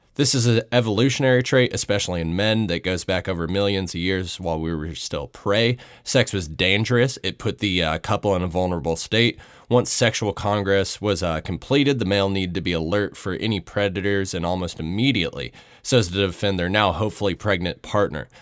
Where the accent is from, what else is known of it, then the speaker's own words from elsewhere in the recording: Atlanta, Georgia, United States; my hometown, Atlanta, Georgia